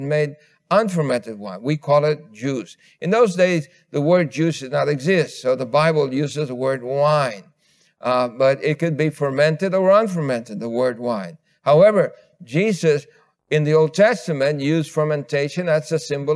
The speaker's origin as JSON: {"language": "English", "town": "New York City", "region": "New York", "country": "United States", "tie": "born or raised there", "said": "growing up in New York City"}